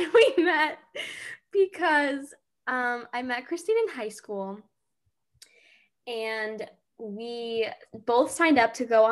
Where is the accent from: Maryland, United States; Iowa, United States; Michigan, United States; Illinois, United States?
Illinois, United States; Geneva; also born or lived in Boston, Massachusetts; now in St. Charles, United States; I'm from Geneva, Illinois